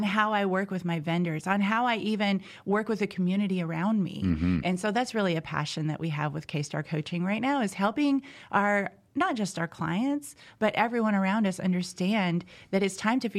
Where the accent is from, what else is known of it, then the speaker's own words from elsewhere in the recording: Indiana, United States; So I'm originally from Southern Indiana. I'm a farm girl, grew up in the country.